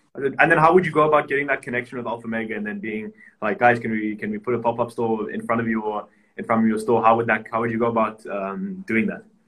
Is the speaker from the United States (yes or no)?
no; South Africa; now in Cyprus; where I grew up in South Africa